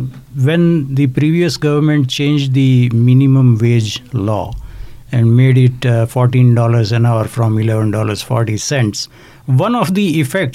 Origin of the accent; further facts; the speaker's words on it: Canada; Now, I'm not personally affected by that, but naturally, as a Canadian, I have to have concern for other Canadians as well.